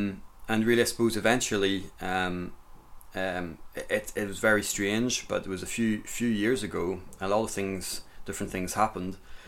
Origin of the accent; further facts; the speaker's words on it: Grand Est, France; And I grew up in the Champagne area of France, out in the countryside, and I spent my childhood running about in the forest, and I got chased by a boar a couple of times with a friend.